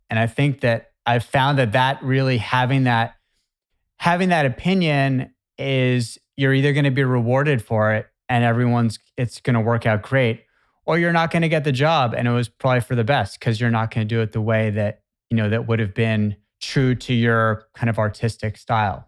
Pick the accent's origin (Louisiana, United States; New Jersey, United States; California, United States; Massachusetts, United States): Massachusetts, United States; Boston area; I'm from the Boston area